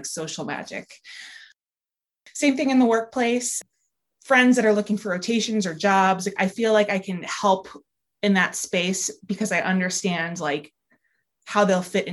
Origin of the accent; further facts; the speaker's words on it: East Coast, United States; now in San Francisco, United States; I live in San Francisco, but I'm originally from the East Coast.